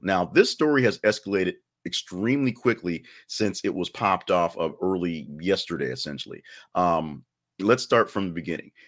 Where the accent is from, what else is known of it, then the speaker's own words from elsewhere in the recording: Alabama, United States; I was born in Alabama